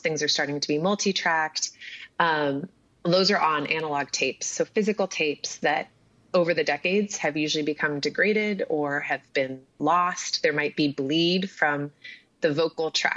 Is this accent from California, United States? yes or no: yes; Southern California, United States; moved away as an adult; also born or lived in Paris; I grew up in Southern California